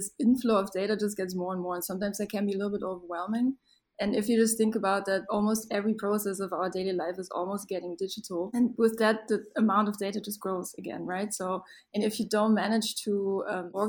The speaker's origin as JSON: {"language": "English", "country": "Germany", "tie": "born or raised there", "also_born_or_lived": "Berlin / Amsterdam", "said": "I was born and raised in Germany"}